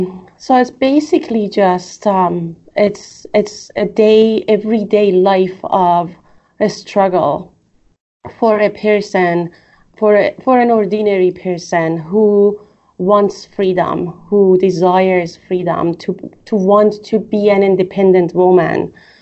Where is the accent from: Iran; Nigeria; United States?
Iran; the place that I was raised in Iran, especially after the revolution.